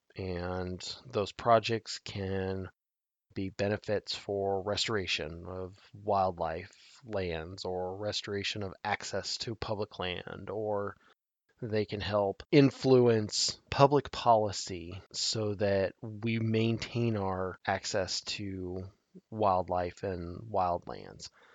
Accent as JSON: {"language": "English", "region": "Nebraska", "country": "United States", "tie": "born or raised there", "said": "my home state of Nebraska"}